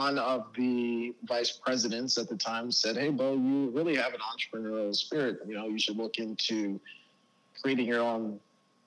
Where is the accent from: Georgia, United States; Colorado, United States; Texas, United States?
Texas, United States; Dallas; also born or lived in Baltimore, Maryland / Las Vegas, Nevada; I was born in Baltimore, Maryland. I've lived in Las Vegas, and I've lived in Dallas, downtown in the proper area for the last 16 years or so. I'm 27 years old